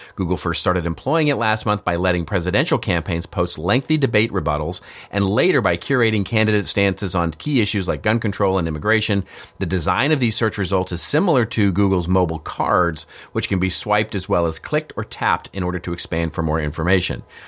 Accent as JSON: {"language": "English", "region": "Texas", "country": "United States", "tie": "born or raised there", "said": "I grew up in Texas."}